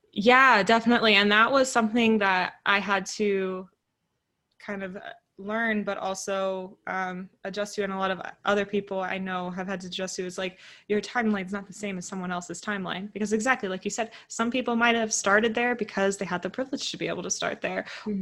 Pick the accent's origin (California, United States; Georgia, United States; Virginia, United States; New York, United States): California, United States; Northern; the small town that i grew up in and so coming back and then moving to Southern California because I'm from Northern California